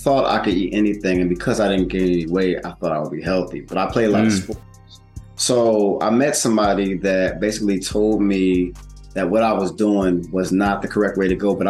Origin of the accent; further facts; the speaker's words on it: Willingboro, New Jersey, United States; I grew up in Woolenboro, New Jersey. That's where I grew up